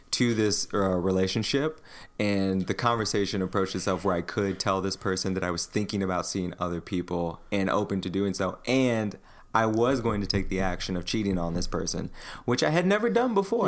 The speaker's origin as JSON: {"language": "English", "country": "United States", "said": "me as an American"}